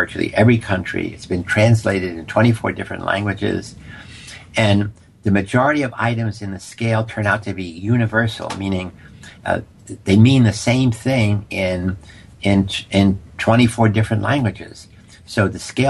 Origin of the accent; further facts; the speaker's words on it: New York City, New York, United States; I grew up in poverty in the South Bronx